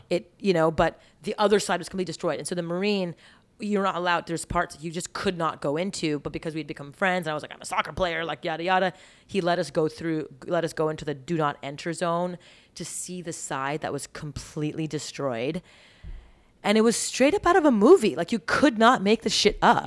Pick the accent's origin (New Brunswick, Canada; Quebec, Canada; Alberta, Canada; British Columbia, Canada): Quebec, Canada; Montreal; moved away as an adult; I grew up eating clean in Montreal